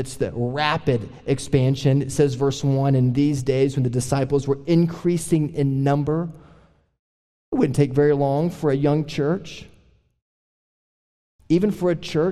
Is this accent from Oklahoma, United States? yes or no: yes; Oklahoma, United States; we're all from Oklahoma